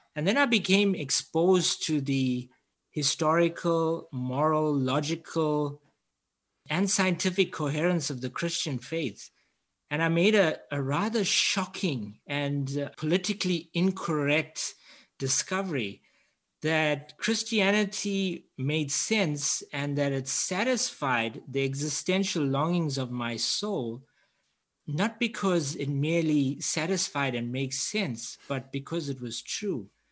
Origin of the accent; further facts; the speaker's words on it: Durban, KwaZulu-Natal, South Africa; I'm from Durban, South Africa, I grew up in quite a unique setting